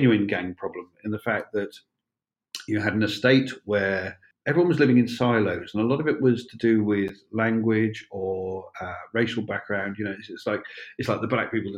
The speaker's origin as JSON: {"language": "English", "town": "Penzance", "region": "South West England", "country": "United Kingdom", "tie": "born or raised there", "also_born_or_lived": "Helston, Cornwall", "moved": "yes", "said": "when I grew up in Cornwall, I lived in a fairly large town. I lived in Penzance, I lived in Helston, fairly large towns"}